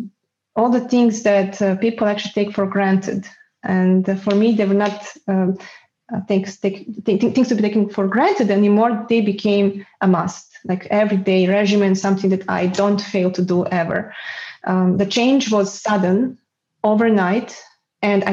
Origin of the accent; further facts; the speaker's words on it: Serbia; moved away as an adult; now in Netherlands; it was very stressful growing up in Serbia